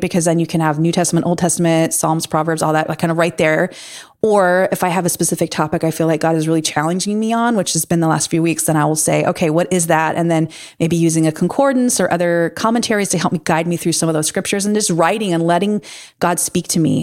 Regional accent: Pacific coast, United States; moved away as an adult; also born or lived in Midwest; growing up on the Pacific, you know, the Pacific coast

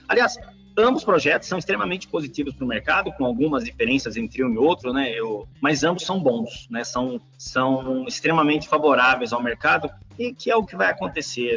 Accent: São Paulo, Brazil; sou, sou nascido na cidade de São Paulo, capital, né? Cresci no Ipiranga

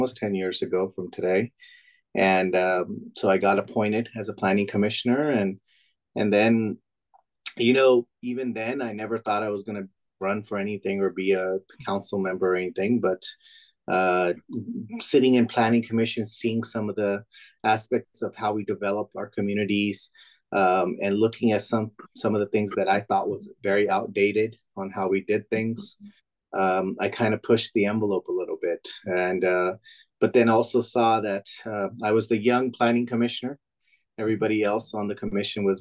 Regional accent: Manteca, California, United States; My dad's owned that now for 36 years. So grew up in small business my whole life. After I graduated out of Sierra High School in 2000

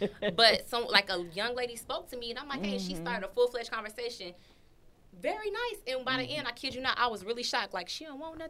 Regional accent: Chicago, Illinois, United States; moved away; I'm from Chicago.

